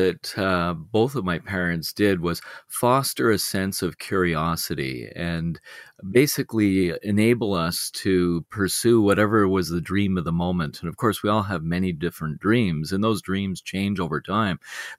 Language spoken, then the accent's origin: English; Beaconsfield, Quebec, Canada; I grew up on the West Island of Montreal in a place called Beaconsfield. And at the time that I was a child, that was a growing suburban community.